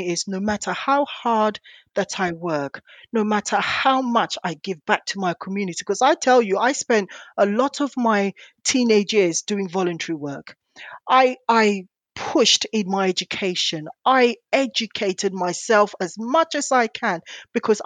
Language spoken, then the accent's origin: English; London, United Kingdom; I grew up in East London